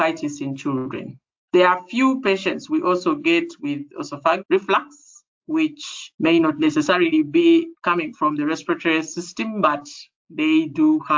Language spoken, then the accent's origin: English; Kampala, Central Region, Uganda; I am from Uganda in East Africa, and East Africa is in the middle of the African continent. So I come from a town called Kampala